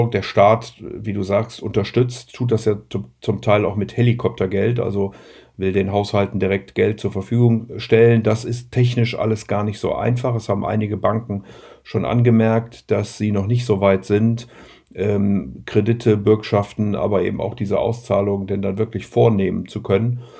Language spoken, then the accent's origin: German; Rhineland, Germany; und bin ja Rheinländer und möchte deswegen auch immer den Menschen ein bisschen Hoffnung am Ende geben